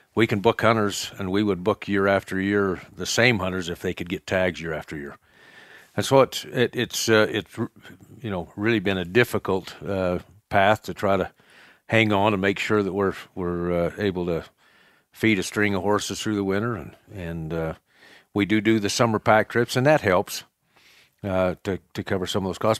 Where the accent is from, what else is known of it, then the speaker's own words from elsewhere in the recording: Cokeville, Wyoming, United States; I was raised in Cokeville as well. Um, raised on a ranch, a cattle ranch